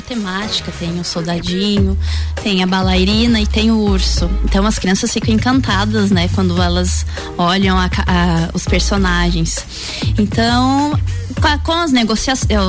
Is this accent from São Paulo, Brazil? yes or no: no; Lages, Santa Catarina, Brazil; eu sou daqui de Lages mesmo. Eu sou de uma família de comerciantes aqui de Lages.